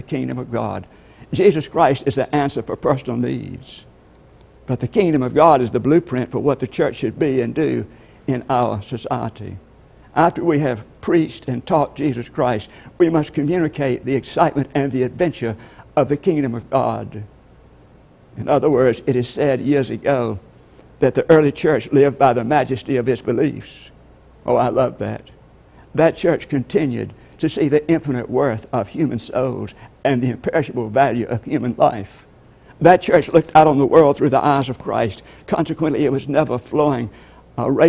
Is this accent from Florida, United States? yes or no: no; LaGrange, Georgia, United States; I'm from LaGrange, Georgia